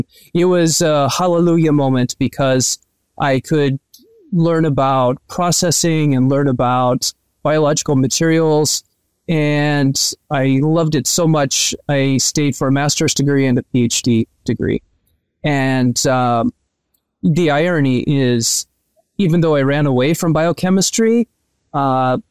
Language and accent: English; Northwest Iowa, United States; I grew up in Iowa. I grew up on a farm in Northwest Iowa.